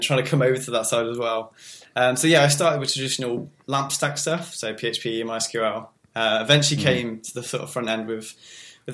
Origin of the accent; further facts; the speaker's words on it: England, United Kingdom; accent: English; being an English person